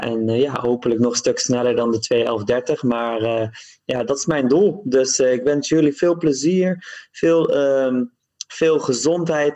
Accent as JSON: {"language": "Dutch", "country": "Netherlands", "said": "Ik ben een marathonloper uit Nederland"}